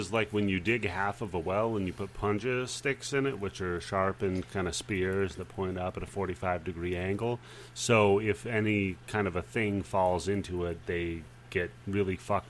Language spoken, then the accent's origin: English; Pacific Northwest, United States; I grew up in the Pacific Northwest. I grew up in the remotest of remote-ass places. The only county in America that still, to this day, does not have a stoplight.